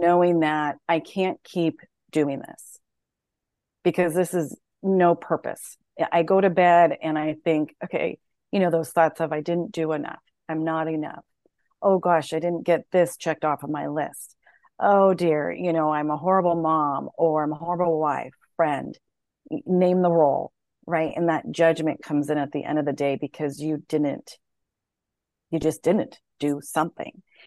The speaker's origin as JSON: {"language": "English", "town": "San Jose", "region": "California", "country": "United States", "tie": "born or raised there", "also_born_or_lived": "Denver", "moved": "as an adult", "said": "I grew up in San Jose, California"}